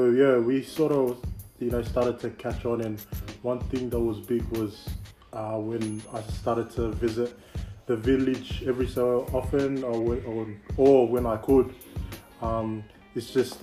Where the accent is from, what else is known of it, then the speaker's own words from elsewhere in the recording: Sydney, New South Wales, Australia; also born or lived in Glenwood, Sydney; I was born in Australia, Western Sydney, yep. Westmead Children's Hospital. Pretty much grew up in Northmead, Parramatta for a bit. Then moved further west to where we are now in Glenwood, and spent now I think it's up to almost 22, 21 years here in Glenwood.